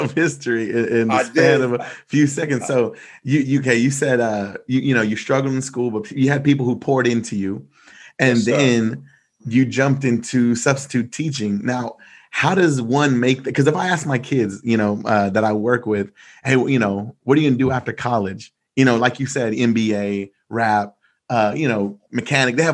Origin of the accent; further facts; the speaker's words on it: Rosenberg, Texas, United States; I grew up in Rosenberg, Texas